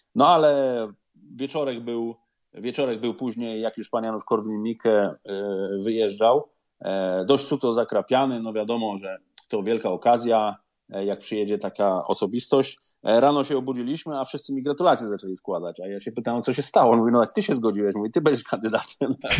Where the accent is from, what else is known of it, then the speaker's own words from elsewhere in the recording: Szczecin, West Pomeranian Voivodeship, Poland; moved away as an adult; now in London, United Kingdom; ja jestem ze Szczecina